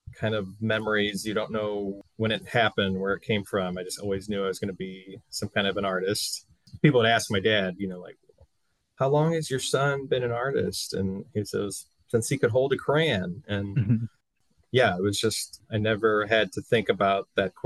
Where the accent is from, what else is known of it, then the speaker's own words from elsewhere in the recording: St. Louis, Missouri, United States; moved away as an adult; also born or lived in Kansas City / Evanston, Illinois; now in Chicago, United States; I grew up in St. Louis